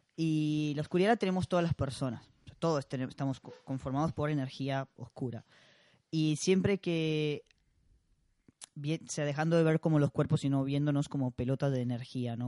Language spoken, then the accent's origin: Spanish; Costa Rica; now in Argentina; a mí me pasa siendo costarricense